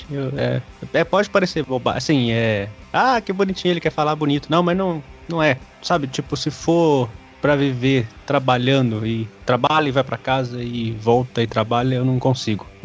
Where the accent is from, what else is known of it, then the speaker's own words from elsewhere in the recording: Uberaba, Minas Gerais, Brazil; Sou, sou de Uberaba, Minas Gerais, Triângulo Mineiro.